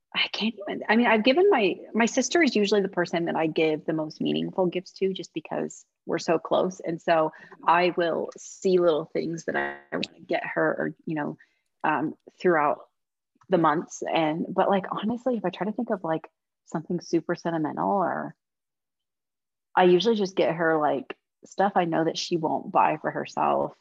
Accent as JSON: {"language": "English", "region": "Midwest", "country": "United States", "said": "I'm from the Midwest where casserole is a middle name"}